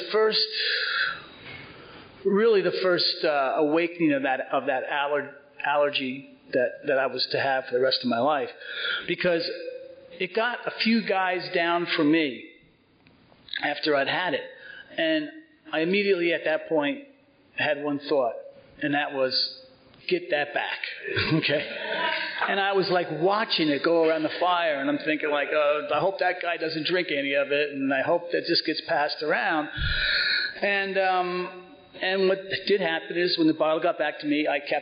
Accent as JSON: {"language": "English", "town": "Cedar Grove", "region": "New Jersey", "country": "United States", "tie": "born or raised there", "also_born_or_lived": "Four Hills, New Jersey", "said": "I grew up in Cedar Grove, right over the hill, and I graduated from Cedar Grove High School in '69"}